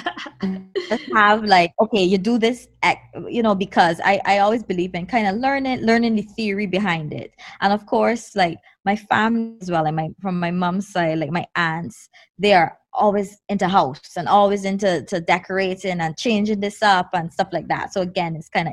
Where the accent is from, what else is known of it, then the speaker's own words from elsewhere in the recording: Barbados; growing up in Barbados